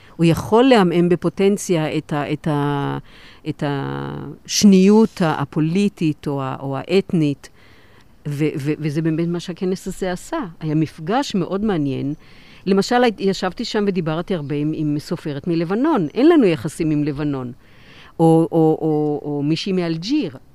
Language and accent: Hebrew; Kiryat Gat, Southern District, Israel; אני גדלתי בקריית גת, בשכונה, בשכונת עולים